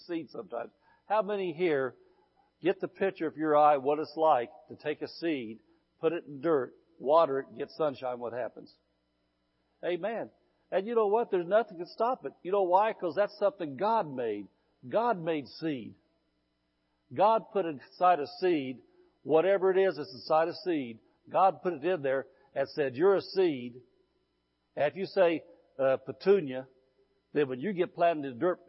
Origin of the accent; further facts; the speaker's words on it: Midwest, United States; moved away as an adult; now in California, United States; I'm Californian now, but I was in the Midwest 54 years